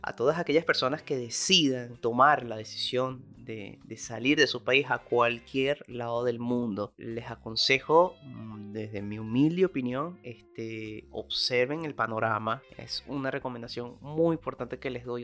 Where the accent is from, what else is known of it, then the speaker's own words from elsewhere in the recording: Venezuela; now in Argentina; cada uno de nosotros como venezolanos